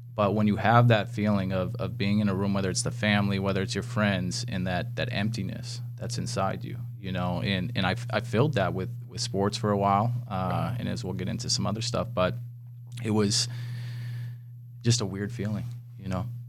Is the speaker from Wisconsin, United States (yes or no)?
yes; Wisconsin, United States; growing up in Wisconsin